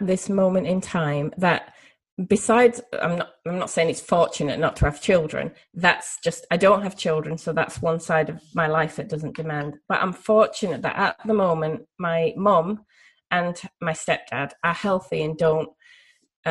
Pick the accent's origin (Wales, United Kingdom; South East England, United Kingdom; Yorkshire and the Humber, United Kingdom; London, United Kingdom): Yorkshire and the Humber, United Kingdom; also born or lived in United States; there's the Yorkshire part of my brain or the Northern England part of my brain